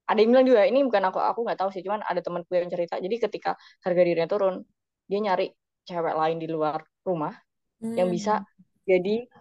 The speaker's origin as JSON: {"language": "Indonesian", "region": "Java", "country": "Indonesia", "said": "karena kalau balik lagi aku orang Jawa ya"}